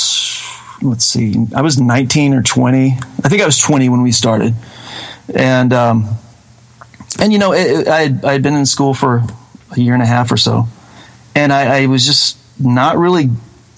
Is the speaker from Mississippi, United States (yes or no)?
yes; Batesville, Mississippi, United States; moved away as an adult; also born or lived in Murfreesboro, Tennessee; I was born and raised in North Mississippi, about 45 minutes south of Memphis, on I-55, and ended up moving to Murfreesboro, Tennessee